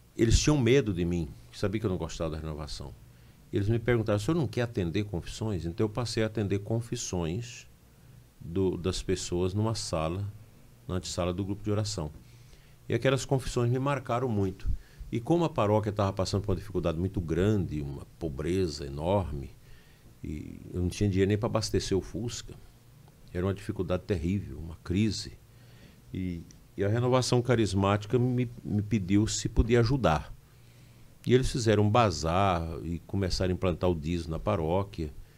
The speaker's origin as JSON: {"language": "Portuguese", "town": "Campinorte", "region": "Goiás", "country": "Brazil", "tie": "born or raised there", "also_born_or_lived": "Mara Rosa, Goiás", "moved": "yes", "lives_now": "Formosa, Brazil", "said": "Eu nasci no município de Mara Rosa, mas cresci em Campinorte."}